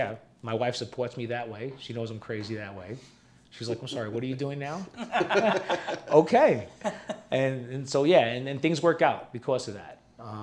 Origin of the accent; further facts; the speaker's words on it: Prescott, Arizona, United States; here from this mountain town and I go to other places, they know that we're from here. You know, that we're from Prescott.